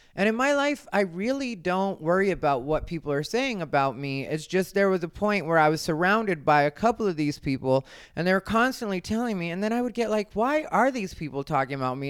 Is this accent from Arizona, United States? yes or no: yes; Arizona, United States; I'm from Arizona, and if you know Arizona people, you know that I am an Arizona person.